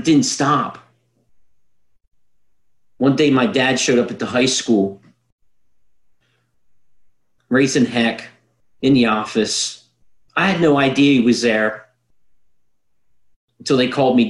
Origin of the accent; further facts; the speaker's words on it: Brogue, Pennsylvania, United States; also born or lived in West York, Pennsylvania; When I was in third grade, we moved from West York Borough to the Brogue, idyllic setting to grow up, but it wasn't